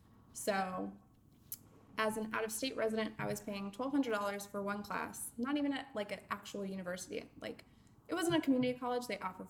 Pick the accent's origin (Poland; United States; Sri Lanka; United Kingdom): United States; Bay Area, California; moved away as an adult; also born or lived in Los Angeles, California; now in Florida, United States; I am originally from California. Born in LA and raised in the Bay Area. And when I was 19, I moved to Florida after my dad bought a house without looking at it.